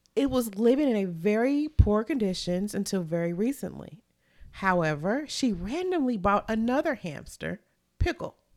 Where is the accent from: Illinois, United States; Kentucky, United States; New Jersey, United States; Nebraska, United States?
Kentucky, United States; I'm from Kentucky